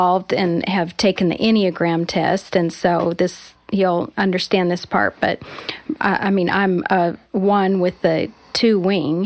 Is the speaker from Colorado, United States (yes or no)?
yes; Colorado, United States; moved away as an adult; also born or lived in Southern California; we were in college in Southern California, and I came from Colorado